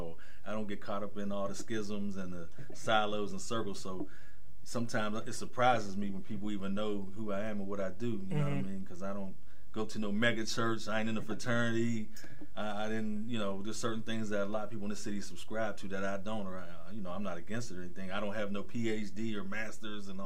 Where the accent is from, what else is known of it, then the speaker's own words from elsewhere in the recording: Braddock, Pennsylvania, United States; growing up in the Braddock area, North Braddock and Rankin